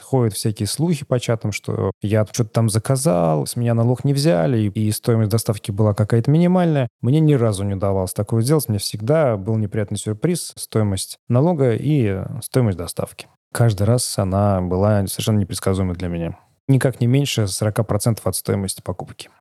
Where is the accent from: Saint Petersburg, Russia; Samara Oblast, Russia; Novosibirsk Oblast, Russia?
Samara Oblast, Russia; Samara; moved away as an adult; now in Novi Sad, Serbia; я сам из Самары